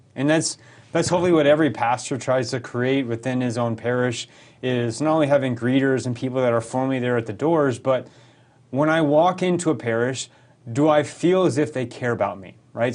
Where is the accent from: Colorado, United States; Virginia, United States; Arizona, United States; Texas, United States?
Colorado, United States; rural; moved away as an adult; now in St. Louis, United States; I grew up in rural Colorado. I lived there eighteen years